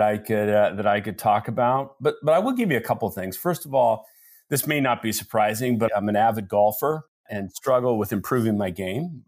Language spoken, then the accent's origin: English; Seattle, Washington, United States; I am actually born and raised in Seattle, Washington